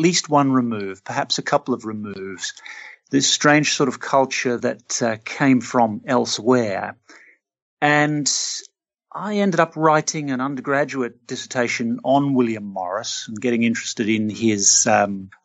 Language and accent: English; Australia; I'm Australian. I grew up in an Australian city